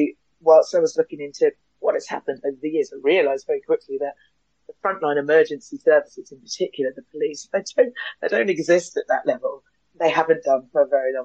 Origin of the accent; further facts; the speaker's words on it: London, United Kingdom; moved away as an adult; now in Hove, United Kingdom; I'm a Londoner, born and bred, raised in Clapham in South London.